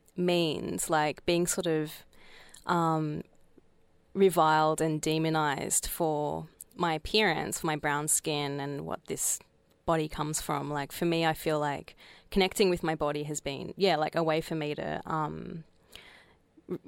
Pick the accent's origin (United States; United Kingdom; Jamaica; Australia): Australia; I grew up in Australia